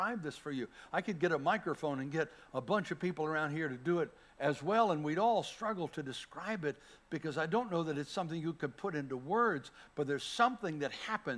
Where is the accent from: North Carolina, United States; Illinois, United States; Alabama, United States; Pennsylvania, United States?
North Carolina, United States; Bladenboro; moved away; I'm a kid from Bladenboro, North Carolina, little town smaller than this church